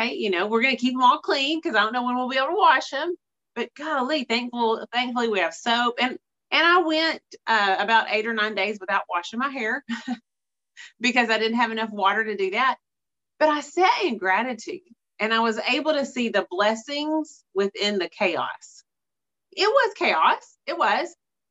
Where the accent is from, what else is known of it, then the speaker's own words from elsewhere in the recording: East Texas, United States; I'm from East Texas, and East Texas winters last couple days here and there